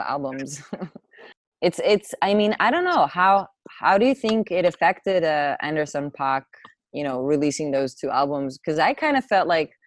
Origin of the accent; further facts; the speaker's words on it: Atzmon, Northern District, Israel; English is a second language; also born or lived in Caesarea; I was born in a place called Atzmon, which is like a part of the Galil part of Israel, way up north